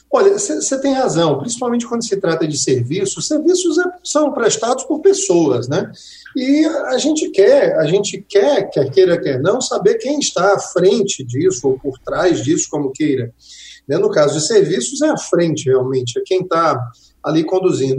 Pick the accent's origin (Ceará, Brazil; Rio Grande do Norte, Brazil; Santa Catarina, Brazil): Ceará, Brazil; Quixeramobim; moved away; lá na minha terrinha, no Quixaramubim, meu pai ainda está lá, minha mãe também